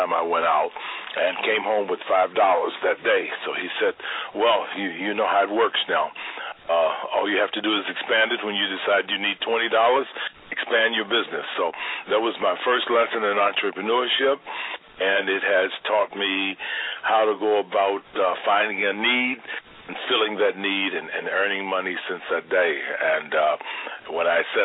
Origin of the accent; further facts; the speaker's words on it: Louisville, Kentucky, United States; now in Chicago, United States; I'm from Louisville, Kentucky. I grew up, as my neighbors would say, dirt poor.